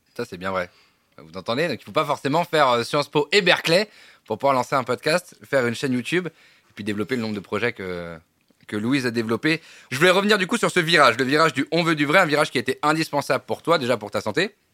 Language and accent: French; Provence-Alpes-Côte d'Azur, France; moved away; also born or lived in Paris; je viens de la Côte d'Azur.